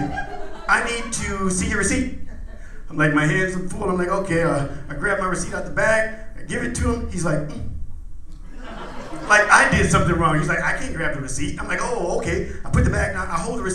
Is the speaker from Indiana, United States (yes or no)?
yes; Indiana, United States; I'm from Midwest, I'm from Indiana.